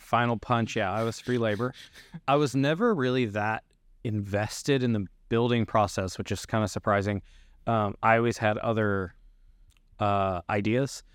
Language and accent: English; Kentucky, United States; moved away; I grew up in Kentucky